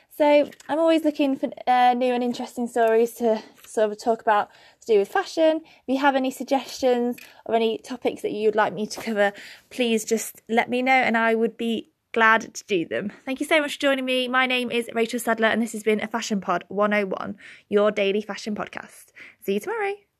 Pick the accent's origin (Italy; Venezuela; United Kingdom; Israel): United Kingdom; Birmingham, West Midlands; in Birmingham, my hometown